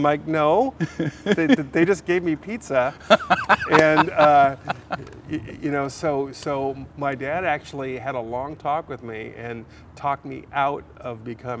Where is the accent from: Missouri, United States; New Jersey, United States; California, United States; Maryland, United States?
California, United States; San Diego; But here in California, mostly my formative years, I grew up in San Diego.